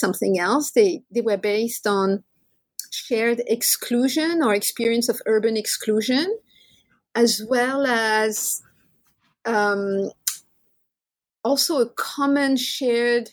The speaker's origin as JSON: {"language": "English", "country": "France", "tie": "born or raised there", "second_language": "English", "moved": "as an adult", "lives_now": "Madison, United States", "said": "I was born in France, so I'm the daughter of Maghrebi immigrants"}